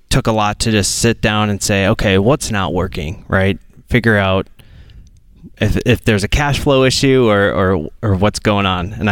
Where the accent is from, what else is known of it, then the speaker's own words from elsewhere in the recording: Minneapolis, Minnesota, United States; We are from Minneapolis, Minnesota.